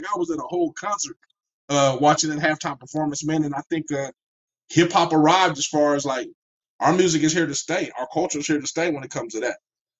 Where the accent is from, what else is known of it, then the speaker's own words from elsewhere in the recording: Bay Area, California, United States; I know the Bay Area. I love the Bay Area. I'm from the Bay Area.